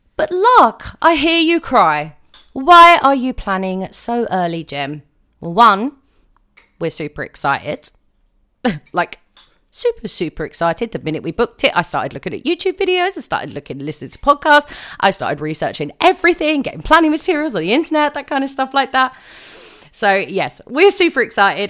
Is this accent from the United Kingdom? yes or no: yes; United Kingdom; I am a Brit